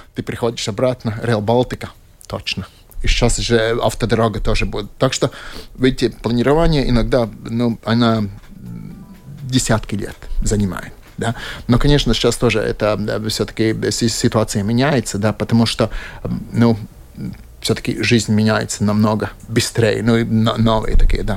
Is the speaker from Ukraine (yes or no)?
no; Latvia; Russian is a second language; also born or lived in Latgale / Kurzeme / Riga area; я типичный латыш. То есть, э, одна часть меня из Латгалии, Балвы